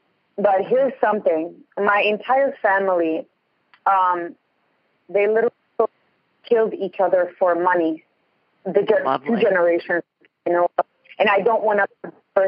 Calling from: Ontario, Canada; I'm going from Ontario.

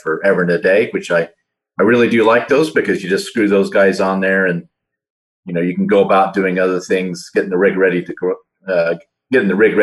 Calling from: Central Illinois, United States; I'm calling in from Central Illinois

